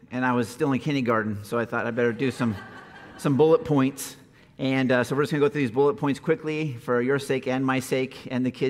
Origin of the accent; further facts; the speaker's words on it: California, United States; born there; My mom and dad, I was born in Southern California, and my mom and dad were bikers at the time